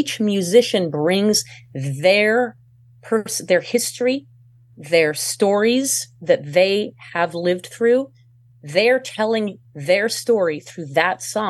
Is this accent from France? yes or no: yes; France; moved away; I'm not American originally. I was born in France.